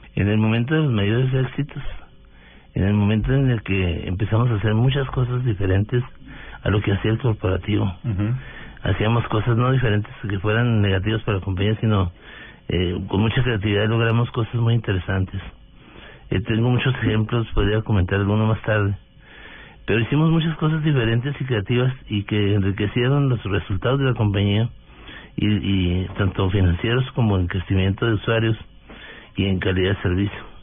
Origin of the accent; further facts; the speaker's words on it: Delicias, Chihuahua, Mexico; moved away as an adult; now in Bogotá, Colombia; Yo soy un mexicano de origen humilde del norte de México, de Ciudad de Chihuahua es una población de 120.000 mil habitantes. Eh, crecí en, Delicias